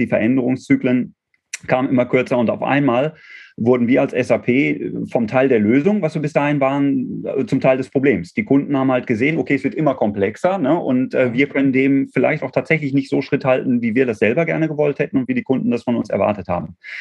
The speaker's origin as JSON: {"language": "German", "town": "Dortmund", "region": "North Rhine-Westphalia", "country": "Germany", "tie": "born or raised there", "said": "gebürtiger Dortmunder"}